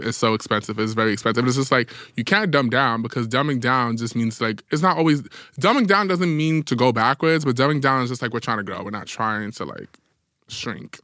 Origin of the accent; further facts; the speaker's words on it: New York City, New York, United States; as a New Yorker